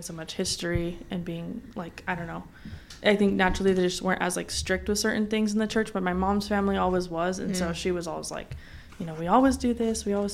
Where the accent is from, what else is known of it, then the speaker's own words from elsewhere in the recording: Provo, Utah, United States; I grew up in Provo, Utah